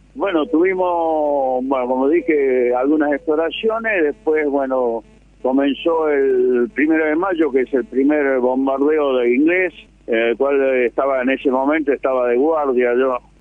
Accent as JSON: {"language": "Spanish", "town": "Manantiales", "region": "Catamarca", "country": "Argentina", "tie": "born or raised there", "also_born_or_lived": "Chaco / Pilar / Ciudadela / Azul", "moved": "yes", "said": "soy nacido en Catamarca"}